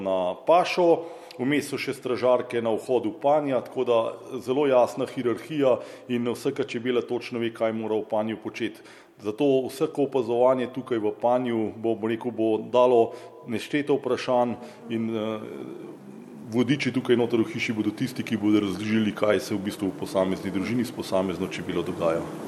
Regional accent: Slovenia; taka kot smo Slovenci

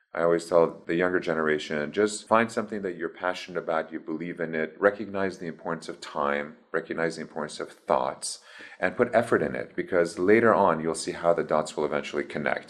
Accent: Iran; moved away; also born or lived in Baton Rouge, Louisiana, United States; So I was born in Baton Rouge, in Louisiana. And then at the age of three and a half, we moved to Iran

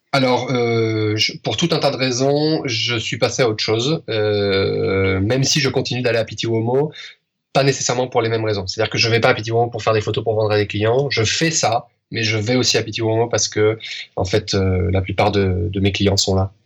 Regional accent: France; moved away as an adult; now in Spain; je suis français, que je vis en Espagne

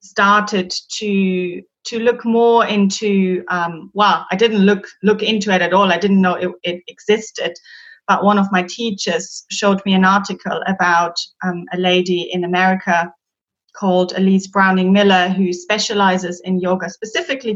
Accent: Germany; English is a second language; moved away as an adult; now in London, United Kingdom; I'm originally from Germany and I moved to London 15 years ago now

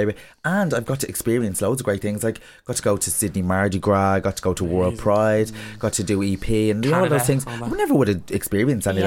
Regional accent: Dublin, Leinster, Ireland; I grew up like in Ringsend. That's where I'm from

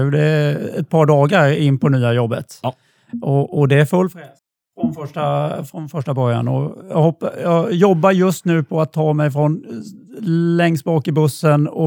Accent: Blekinge, Sweden; accent: Blekinge dialect; Och när man pratar med stockholmare så tycker ju de att jag pratar eh, Blekingemål.

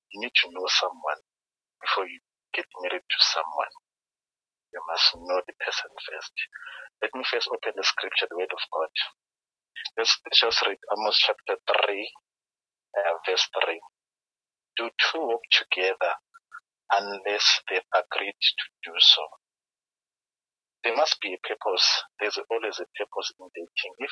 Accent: Kempton Park, Gauteng, South Africa; I'm from Kempton Park, um, I grew up here and I'm born again.

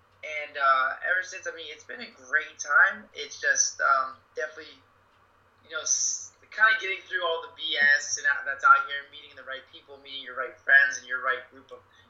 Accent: Plantation, Florida, United States; also born or lived in Orlando, Florida / Santa Monica, California; I grew up in Plantation, Florida, and I moved up to Orlando for school.

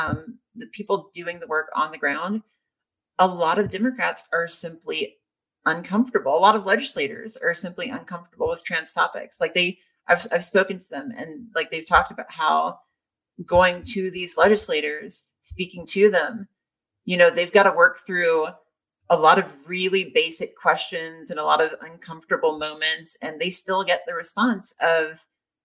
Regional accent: Louisiana, United States; moved away; I'm from Louisiana

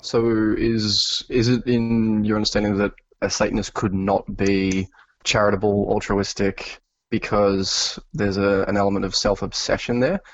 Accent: New South Wales, Australia; I was born in New South Wales, uh, which is one of the more populated states in, uh, Australia

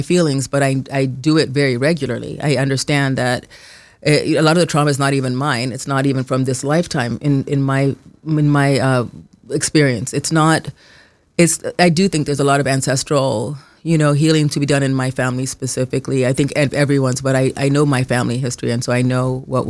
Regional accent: Kenya; moved away; I grew up in Kenya

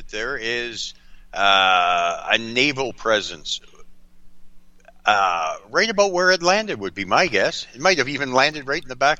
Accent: North Bay, Ontario, Canada; now in Fort Frances, Canada; I was born and raised in North Bay, Ontario.

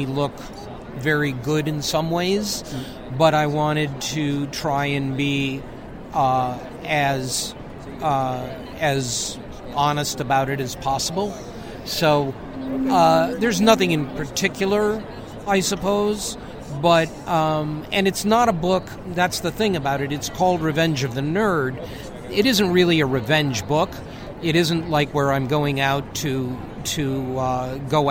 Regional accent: Detroit, Michigan, United States; Detroit, which is my hometown

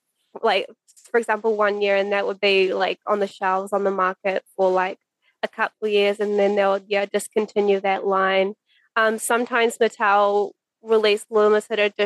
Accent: West Coast, New Zealand; I grew up on the West Coast, which is a very small area.

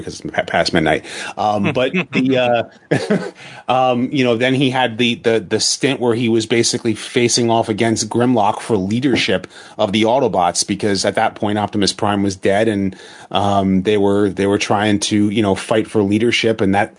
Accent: New York City, New York, United States; I'm a New Yorker

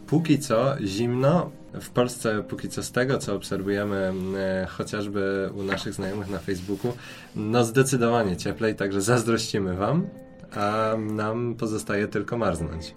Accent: Poland; moved away as an adult; now in Portugal; jesteśmy z Polski, z tak zimnego kraju

